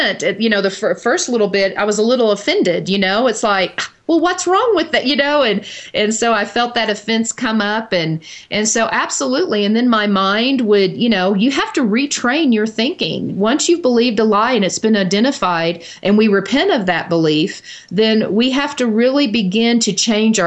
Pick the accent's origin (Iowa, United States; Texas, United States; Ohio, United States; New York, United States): Texas, United States; Dallas; I grew up in Dallas, Texas, and so we were avid Dallas Cowboy football fans